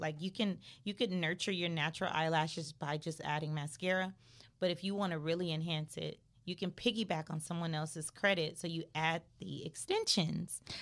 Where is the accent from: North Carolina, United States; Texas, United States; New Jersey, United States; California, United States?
California, United States; Los Angeles; I'm from Crenshaw area.